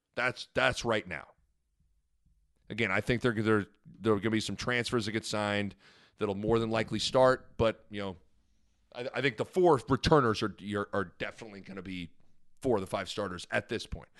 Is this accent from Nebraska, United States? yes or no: yes; Lincoln, Nebraska, United States; I grew up in Lincoln, Nebraska